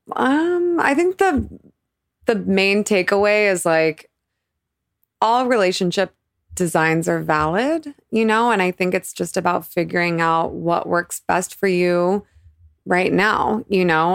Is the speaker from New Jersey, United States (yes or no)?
no; Boise, Idaho, United States; also born or lived in Boulder, Colorado; I was born in Boulder, but I grew up primarily in Idaho